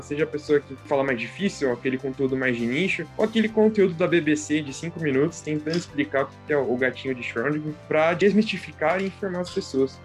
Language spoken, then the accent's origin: Portuguese; São Paulo, Brazil; Eu sou de São Paulo, aqui da Zona Sul